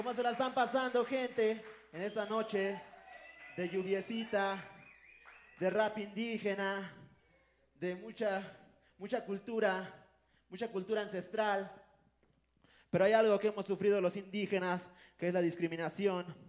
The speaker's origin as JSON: {"language": "Spanish", "area": "a village near Pantepec", "region": "Puebla", "country": "Mexico", "tie": "born or raised there", "first_language": "Totonac", "second_language": "Spanish", "moved": "yes", "said": "en Pantepec, Puebla, eh, igual también en Mecapalapa, Puebla, que es pues cercano a mi pueblo"}